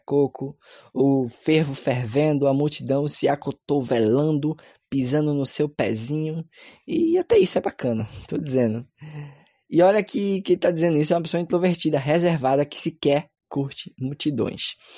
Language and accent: Portuguese; Pernambuco, Brazil; eu sou pernambucano